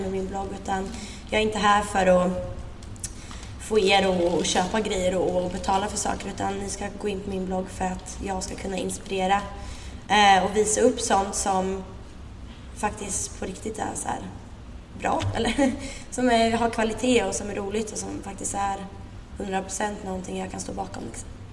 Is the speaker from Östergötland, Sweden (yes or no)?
yes; Linköping, Östergötland, Sweden; moved away as an adult; now in Stockholm, Sweden; är uppvuxen, som ni hör på min fantastiska dialekt, i Linköping